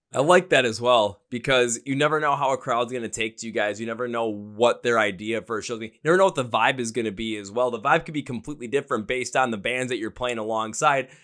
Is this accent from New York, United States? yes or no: no; Milwaukee, Wisconsin, United States; I'm from Milwaukee, Wisconsin, about maybe an hour and a half north of Chicago